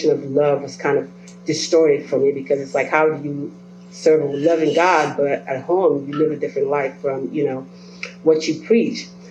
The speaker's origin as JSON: {"language": "English", "country": "Belize", "tie": "born or raised there", "moved": "yes", "said": "I was born and raised in Belize, by the way, and my parents are Nigerian, so I come from a different culture."}